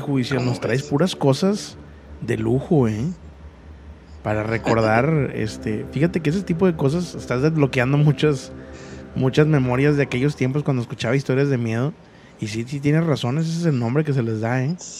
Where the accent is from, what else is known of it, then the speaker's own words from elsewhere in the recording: Mexico; la mayoría que somos de México, crecimos escuchando La Mano Peluda